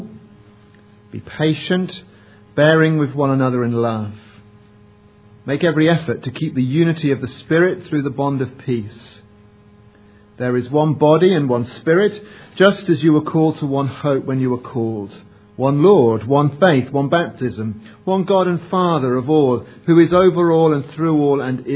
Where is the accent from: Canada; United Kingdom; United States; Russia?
United Kingdom; England; we're English